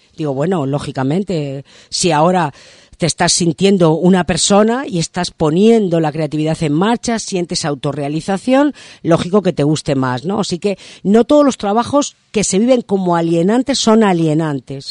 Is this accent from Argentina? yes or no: no; Madrid, Community of Madrid, Spain; now in Maspalomas, Spain; yo soy de Madrid